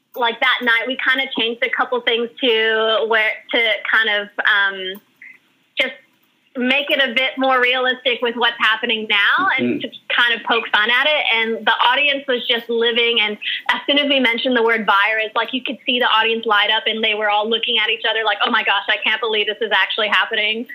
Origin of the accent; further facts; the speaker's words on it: Guam; moved away as an adult; also born or lived in Hawaii / Australia; now in New York, United States; I lived on Guam from when I was three years old all the way till I was 21.